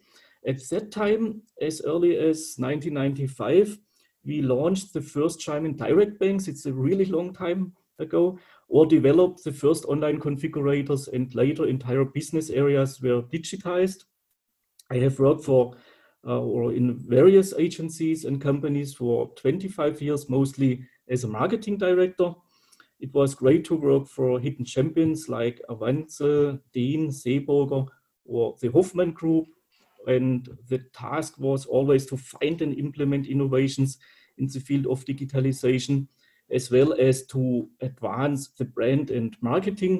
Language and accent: English; Calw, Baden-Württemberg, Germany; I was born in Calw, which is located near the Black Forest.